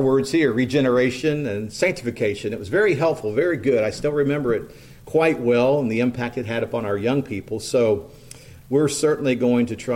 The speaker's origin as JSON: {"language": "English", "region": "East Central Indiana", "country": "United States", "tie": "born or raised there", "also_born_or_lived": "Henry County, Indiana", "said": "growing up in East Central Indiana, I was thinking about the little school out in the country I attended for elementary school"}